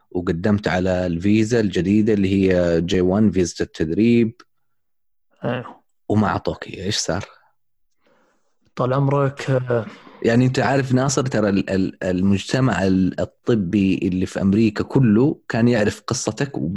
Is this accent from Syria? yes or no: yes; Syria; اجراءات اداريه وانا سوري